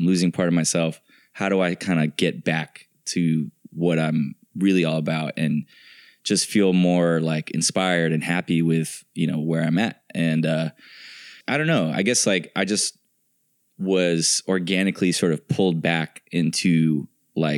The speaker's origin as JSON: {"language": "English", "town": "San Francisco", "region": "California", "country": "United States", "tie": "born or raised there", "moved": "as an adult", "lives_now": "Los Angeles, United States", "said": "growing up in San Francisco"}